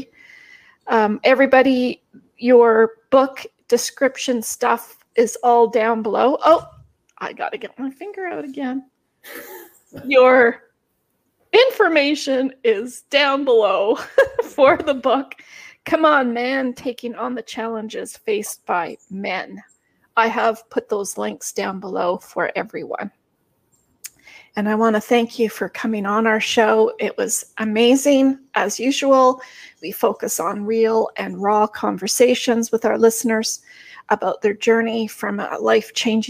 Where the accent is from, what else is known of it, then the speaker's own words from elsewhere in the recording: Canada; I'm Canadian